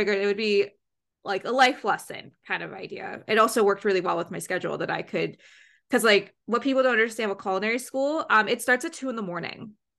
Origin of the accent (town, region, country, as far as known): Canada